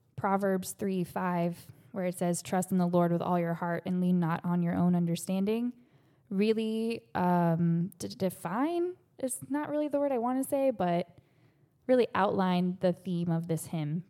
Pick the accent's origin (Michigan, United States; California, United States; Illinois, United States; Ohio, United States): Ohio, United States; moved away as an adult; now in Florida, United States; I grew up in Ohio